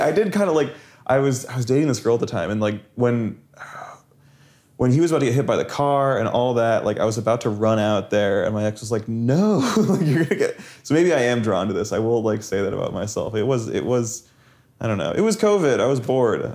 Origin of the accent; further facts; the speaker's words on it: Las Vegas, Nevada, United States; I had some kinda sketchy friends when I grew up in Las Vegas